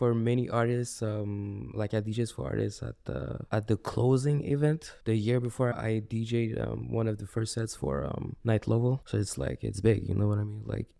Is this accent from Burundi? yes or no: yes; Burundi; I'm African from Burundi